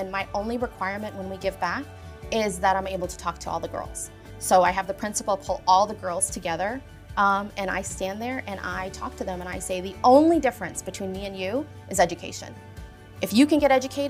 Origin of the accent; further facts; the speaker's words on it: South Africa; moved away; I'm from South Africa